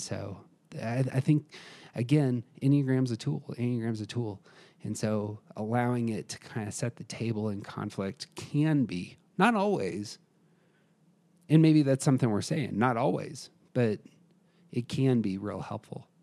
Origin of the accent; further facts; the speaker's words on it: United States; I'm an American